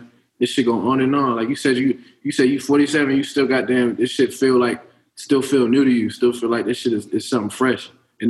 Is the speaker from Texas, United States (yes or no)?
no; Columbia, Maryland, United States; I grew up in Columbia. I'm closer to like the Baltimore side.